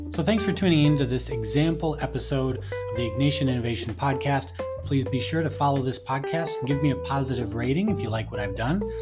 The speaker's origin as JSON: {"language": "English", "town": "Friendship", "region": "Wisconsin", "country": "United States", "tie": "born or raised there", "also_born_or_lived": "Minnesota", "said": "I grew up in Friendship, Wisconsin, which is a small town of only about 700 people"}